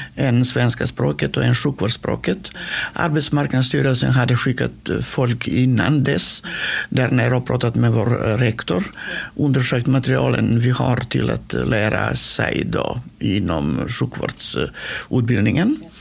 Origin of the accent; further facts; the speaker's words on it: North Macedonia; Swedish is a second language; moved away as an adult; now in Sweden; jag är född i Makedonien. Och det heter norra Makedonien nu